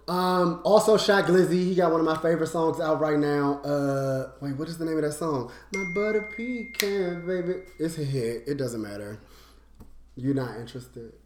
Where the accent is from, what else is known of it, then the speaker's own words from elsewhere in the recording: Washington, District of Columbia, United States; I'm from DC. Like, that's where I'm from.